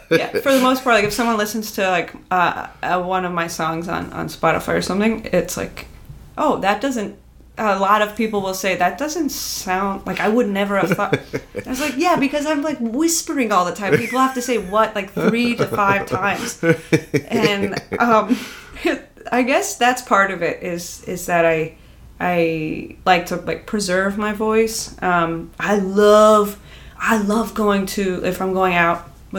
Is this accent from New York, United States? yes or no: yes; New York, United States; I'm from New York.